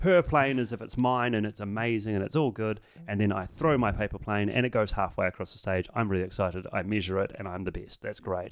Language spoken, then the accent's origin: English; New Zealand; I'm from New Zealand